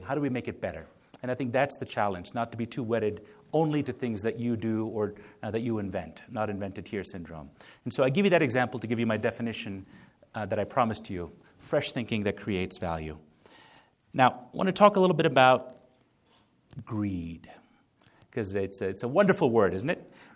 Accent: India; moved away; also born or lived in United States; I was born in India

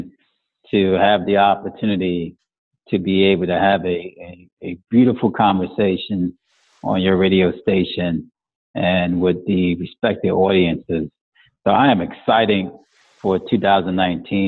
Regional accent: Hoboken, New Jersey, United States; Originally, I grew up in Hoboken, New Jersey

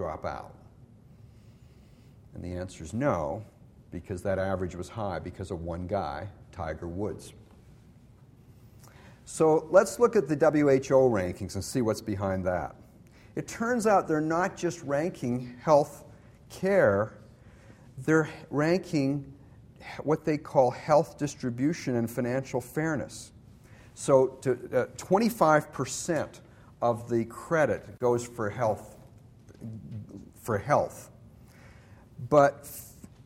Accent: Canada; now in United States; I'm originally from Canada.

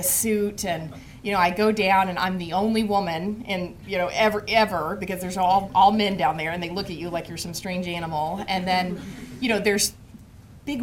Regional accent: Oklahoma, United States; moved away; I am actually from Oklahoma

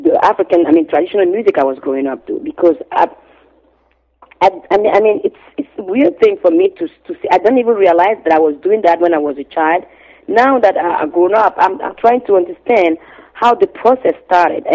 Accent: Cotonou, Littoral, Benin; moved away; also born or lived in Ouidah; I grew up on the main in the harbor city, Cotonou, and I'm originally from Ouidah because my father is from Ouidah

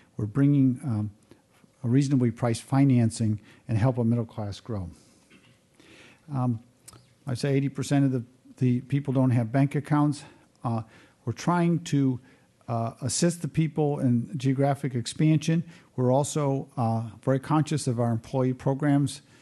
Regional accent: United States; as American

